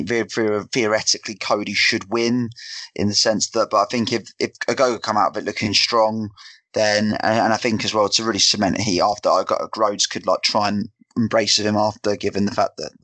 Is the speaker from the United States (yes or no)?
no; England, United Kingdom; being English